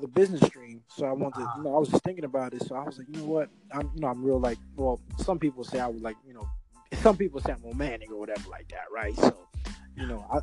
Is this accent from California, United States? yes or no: no; Brooklyn, New York, United States; accent: Brooklyn